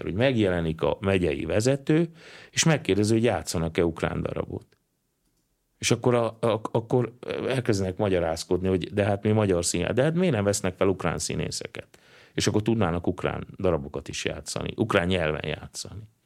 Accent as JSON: {"language": "Hungarian", "area": "Transcarpathia", "region": "Zakarpattia Oblast", "country": "Ukraine", "moved": "yes", "lives_now": "Hungary", "said": "leginkább kárpátaljaiként, ö, ö, élem meg nehezen, mert lassan megszűnik a kárpátaljai magyarság"}